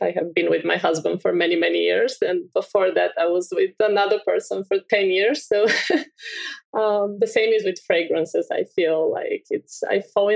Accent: Bulgaria; I'm from Bulgaria. I grew up with these beautiful fields.

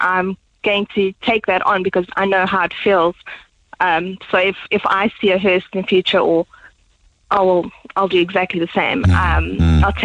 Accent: South Africa; now in Ireland; we're both from South Africa

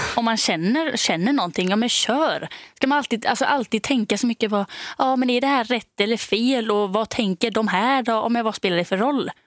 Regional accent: Denmark; moved away; jag är då från Danmark.

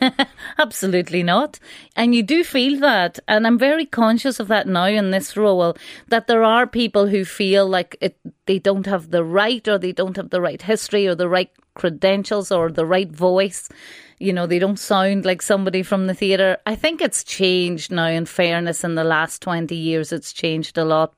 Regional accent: Donegal, Ulster, Ireland; where I grew up in Donegal

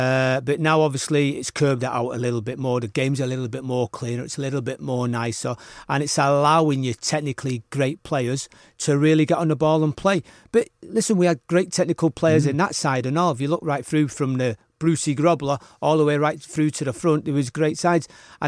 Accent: Liverpool, North West England, United Kingdom; it was growing up in Liverpool was always there, wasn't it?

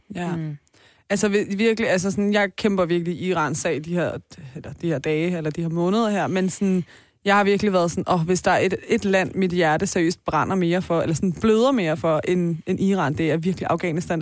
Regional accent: Taastrup, Capital Region of Denmark, Denmark; jeg er jo fra Tostrup

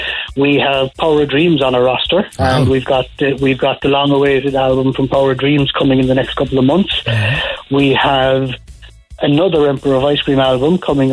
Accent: Cork, Munster, Ireland; Originally from Ballyvillan. Carrigal and Ballyvillan.

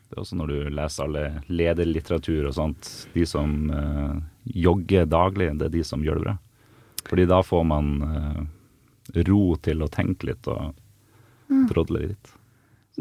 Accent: Bodø, Nordland, Norway; now in Asker, Norway; Så jeg kommer jo fra Bodø

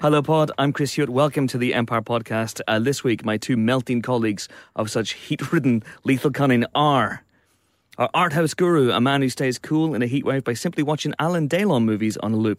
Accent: Banbridge, Northern Ireland, United Kingdom; my hometown, Banbridge.

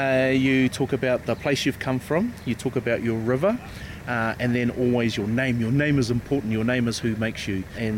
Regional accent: Rotorua, Bay of Plenty, New Zealand; I say, no Rotorua aho. I am from Rotorua

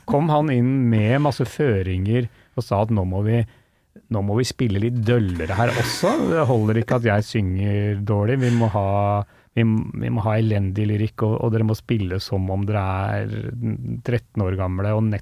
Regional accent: Norway; first language Norwegian; Jeg skjønner jo ikke engelsk så godt. Oppvokst som er i, i Norge, det er norsk som er mitt morsmål.

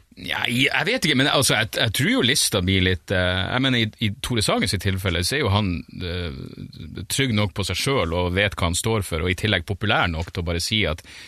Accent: Narvik, Nordland, Norway; jeg er fra Narvik

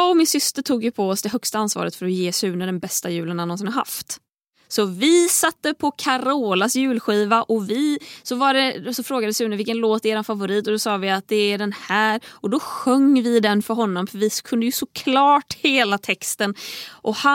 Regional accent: Tahult, Västra Götaland, Sweden; now in Stockholm, Sweden; på juldagen då har jag oftast varit hemma i Tahult en vecka ungefär. Det är en vecka av att vara ute i skogen där det inte händer så värst mycket.

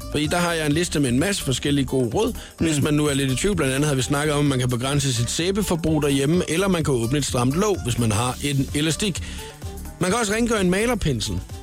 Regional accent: Svendborg, Southern Denmark, Denmark; moved away; vi, øh, har begge to haft vores ungdom i, øh, Svendborg

